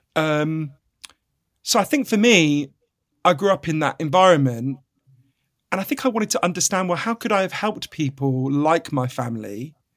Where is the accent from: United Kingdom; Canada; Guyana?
United Kingdom; I'm a British journalist